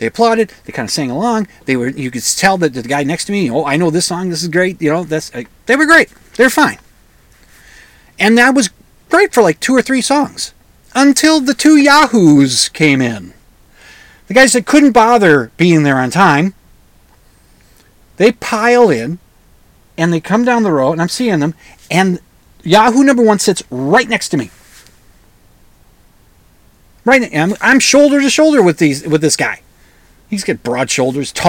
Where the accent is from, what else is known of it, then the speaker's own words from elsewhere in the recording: Minnesota, United States; I'm a Minnesotan